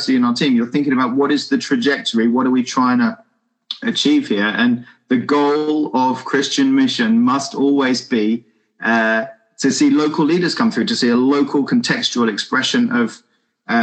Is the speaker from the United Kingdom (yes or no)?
yes; England, United Kingdom; So me as a British person